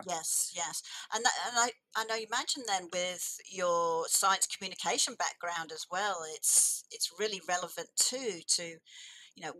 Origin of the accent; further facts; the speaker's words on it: England, United Kingdom; I was born in England